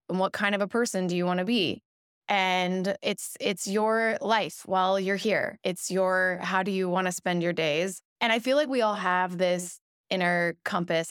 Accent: Louisville, Kentucky, United States; now in Los Angeles, United States; I grew up in Kentucky

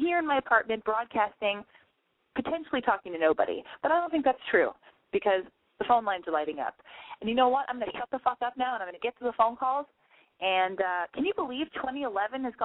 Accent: Los Angeles, California, United States; Area code 323. That's my hometown

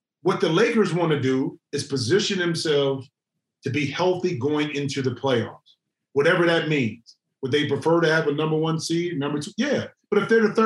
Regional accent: Ohio, United States; you know I'm from Ohio

